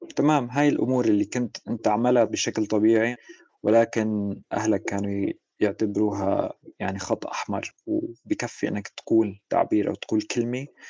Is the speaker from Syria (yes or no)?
yes; Suwayda, As-Suwayda Governorate, Syria; ولدت بمدينة السويداء بالجنوب السوري